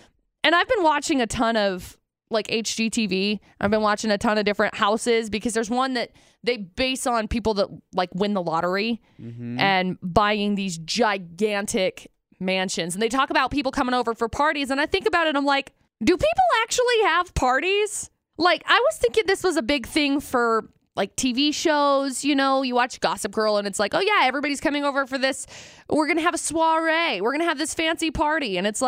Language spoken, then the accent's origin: English; Utah, United States; Growing up in Utah